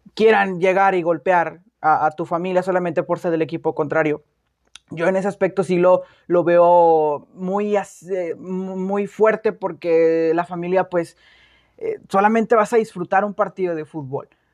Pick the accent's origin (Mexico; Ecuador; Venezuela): Mexico; nosotros como mexicanos